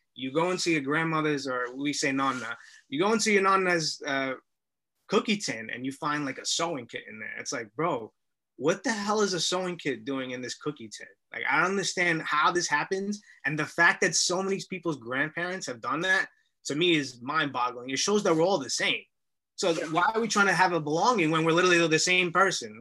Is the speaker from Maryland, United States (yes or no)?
no; New York City, New York, United States; we're from Williamsburg, Brooklyn.